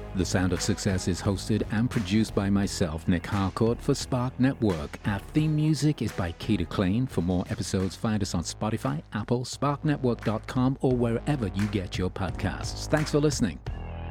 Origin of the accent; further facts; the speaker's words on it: Birmingham, West Midlands, United Kingdom; I grew up in Birmingham